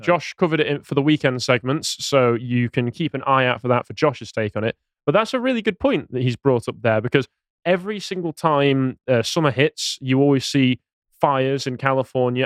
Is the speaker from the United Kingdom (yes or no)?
yes; England, United Kingdom; as an Englishman